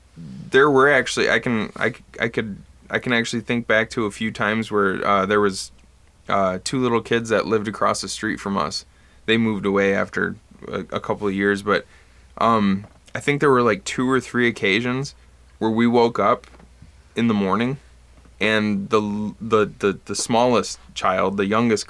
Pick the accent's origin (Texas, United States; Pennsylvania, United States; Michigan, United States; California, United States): Michigan, United States; Bad Axe; growing up in Bad Axe